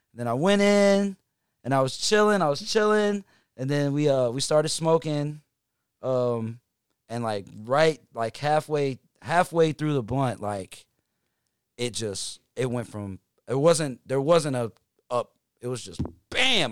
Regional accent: Hickory, North Carolina, United States; now in Atlanta, United States; I'm from Hickory, North Carolina.

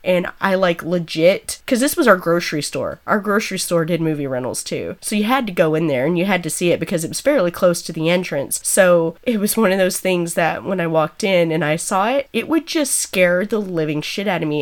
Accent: Snyder, Texas, United States; I come from Snyder, Texas

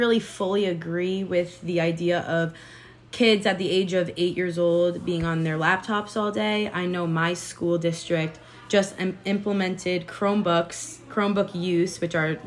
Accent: Long Island, New York, United States; moved away; I plan on moving back to New York. I'm from Long Island

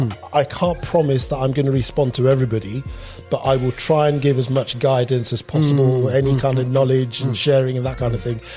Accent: Lagos, Nigeria; also born or lived in England; now in United Kingdom; I'm English born, Nigerian raised

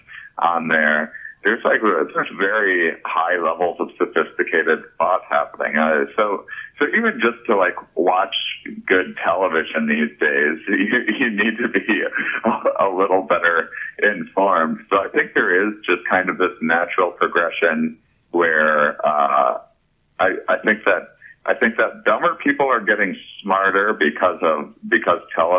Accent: La Crosse, Wisconsin, United States; I'm also from La Crosse, Wisconsin

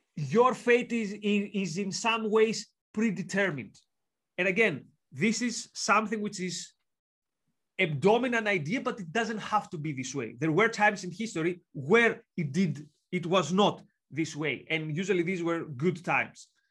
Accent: Greece; accent: Greek; now in York, United Kingdom; I'm from Greece, as you can tell from the accent and the long surname.

